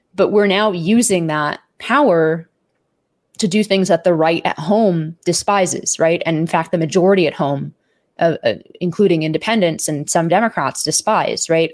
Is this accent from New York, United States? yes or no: no; Palo Alto, California, United States; I grew up in Palo Alto